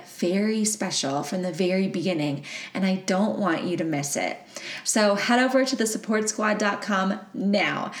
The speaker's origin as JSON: {"language": "English", "region": "Texas", "country": "United States", "also_born_or_lived": "Colorado / Las Vegas, Nevada", "said": "I'm from Texas. There's no mountains here, but I lived in Colorado for 7 years and also Las Vegas for 1 year"}